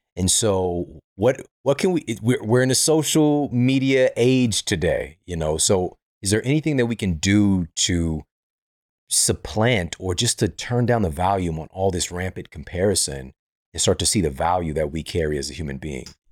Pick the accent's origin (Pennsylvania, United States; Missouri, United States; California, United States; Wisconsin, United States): Missouri, United States; St. Louis; I'm from Saint Louis.